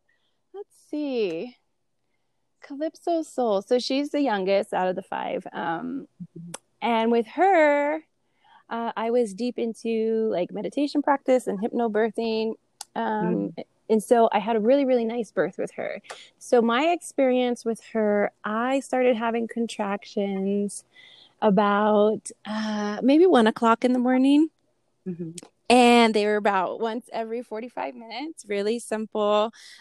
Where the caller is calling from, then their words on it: New Mexico, United States; I am calling in from New Mexico.